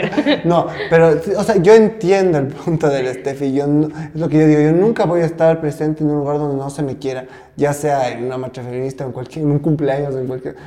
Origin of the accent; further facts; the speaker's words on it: Ecuador; tenemos mucho como ecuatorianos